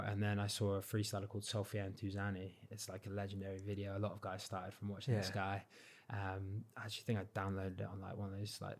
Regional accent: South West England, United Kingdom; now in England; So when I go back down, because I don't have a Cornish accent, they're like looking at me.

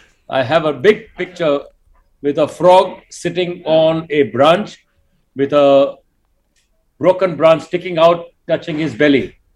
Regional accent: India; moved away; So Binay inherited me in 1991 when I came from India.

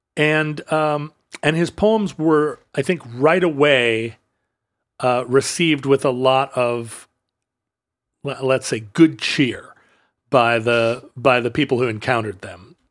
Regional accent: United States; being an American

